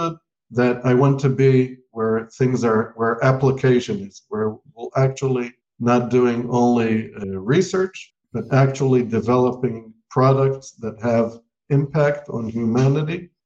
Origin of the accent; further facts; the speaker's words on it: Israel; also born or lived in United States; I was born in the United States, but I grew up in Israel since the age of 6